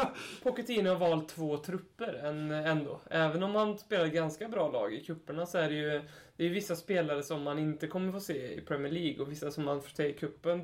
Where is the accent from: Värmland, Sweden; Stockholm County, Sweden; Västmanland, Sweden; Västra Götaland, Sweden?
Värmland, Sweden; Hammarö; also born or lived in Karlstad; now in Närke, Sweden; jag är från Hammarö